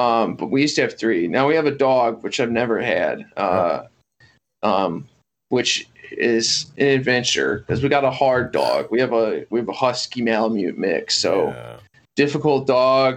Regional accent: Bloomington, Illinois, United States; I'm from Bloomington

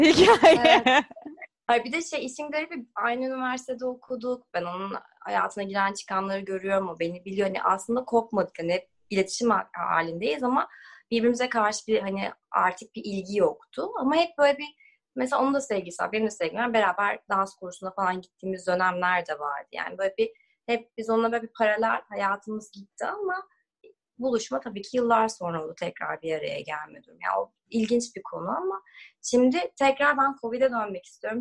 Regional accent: Turkey; moved away as an adult; also born or lived in Los Angeles, United States

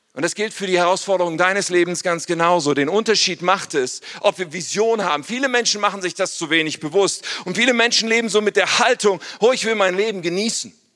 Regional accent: Ennepetal, North Rhine-Westphalia, Germany; ich komme eigentlich aus Ennepetal, ursprünglich, da bin ich aufgewachsen

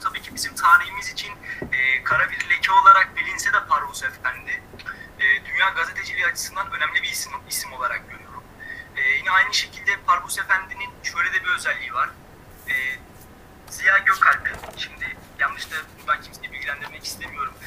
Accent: Istanbul, Turkey; moved away as an adult; now in Kayseri, Turkey; İstanbul'da doğdum. Akabinde e, ilk orta ve lise öğrenimimi İstanbul'da tamamladım.

